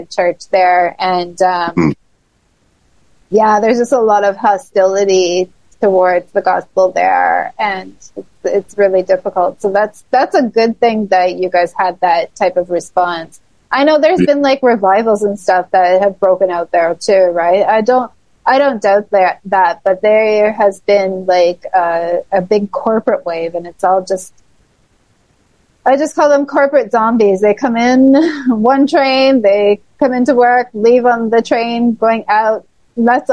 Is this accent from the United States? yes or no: no; Toronto, Ontario, Canada; In Toronto, in my hometown